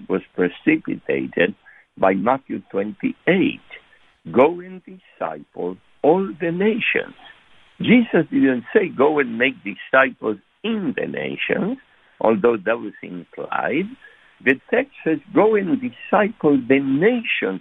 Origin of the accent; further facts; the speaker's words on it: Argentina; moved away; we are from Argentina originally